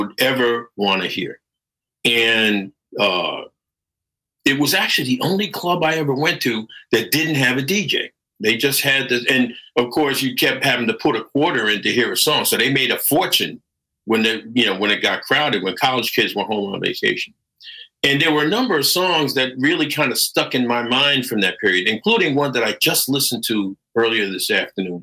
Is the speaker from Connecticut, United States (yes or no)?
yes; Connecticut, United States; accent: American; moved away; also born or lived in New York; I was living in Connecticut. I was raised in Connecticut